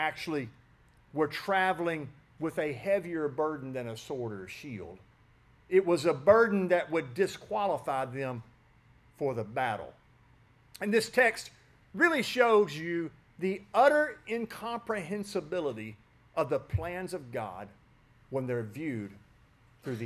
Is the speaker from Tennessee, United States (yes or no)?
yes; West Tennessee, United States; I grew up in West Tennessee